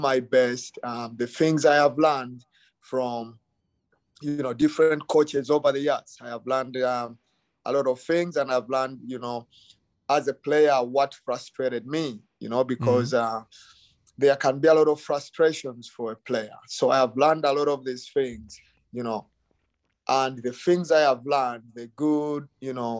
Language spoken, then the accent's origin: English; Uganda; moved away as an adult; now in United States; I came from Uganda. I grew up in Uganda.